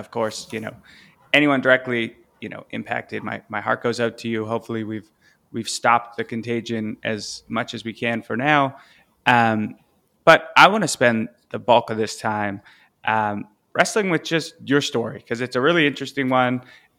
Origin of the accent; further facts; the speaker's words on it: Canada; it's going to be interesting to play out as a Canadian.